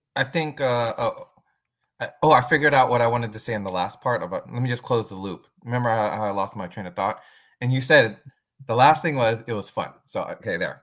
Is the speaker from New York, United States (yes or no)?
no; San Francisco, California, United States; I'm originally from San Francisco, and now I live right outside of San Francisco